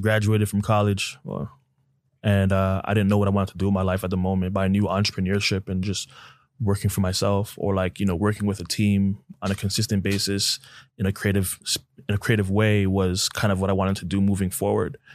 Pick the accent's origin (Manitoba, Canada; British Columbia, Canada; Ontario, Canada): Ontario, Canada; Toronto; now in United States; born and raised in Toronto, Canada, to two Nigerian parents